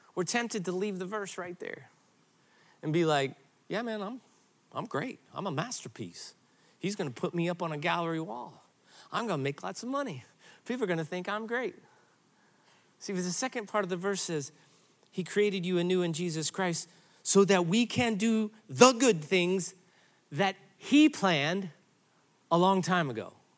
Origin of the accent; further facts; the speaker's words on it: Granite City, Illinois, United States; moved away; I grew up in Granite City, Illinois